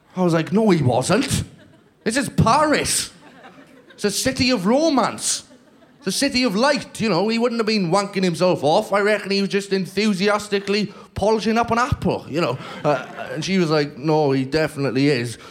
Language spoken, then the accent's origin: English; Welsh, Wales, United Kingdom; I'm Welsh